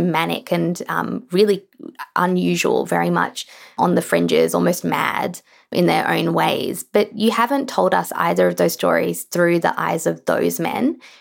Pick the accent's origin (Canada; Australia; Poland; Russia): Australia; I certainly feel this as a writer in Australia